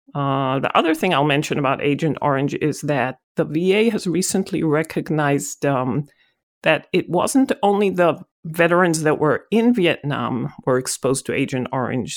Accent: Israel; moved away as an adult; now in United States; I'm originally from Israel

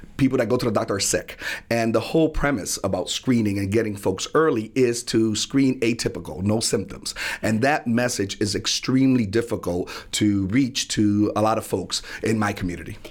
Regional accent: New Haven, Connecticut, United States; being born and raised in New Haven and in the Hill section of New Haven

